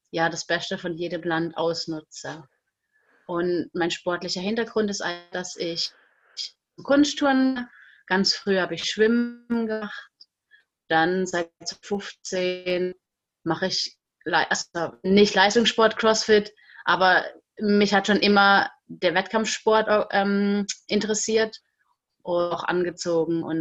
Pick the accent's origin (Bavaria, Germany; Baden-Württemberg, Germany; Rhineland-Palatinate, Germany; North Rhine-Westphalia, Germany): Baden-Württemberg, Germany; now in France; ich komme aus Württemberg, ganz unten in der Nähe von der Schweiz, also im Südende von Deutschland